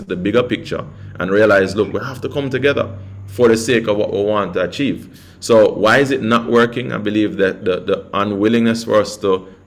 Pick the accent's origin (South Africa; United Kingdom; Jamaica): Jamaica; I'm just from Jamaica